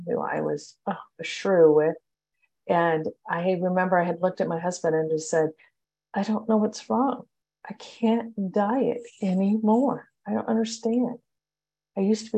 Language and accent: English; Long Beach, California, United States; I am from Long Beach, California